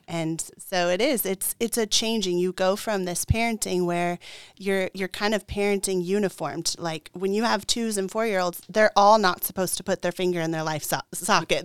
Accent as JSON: {"language": "English", "town": "Tucson", "region": "Arizona", "country": "United States", "tie": "born or raised there", "moved": "yes", "said": "I grew up in Tucson, Arizona"}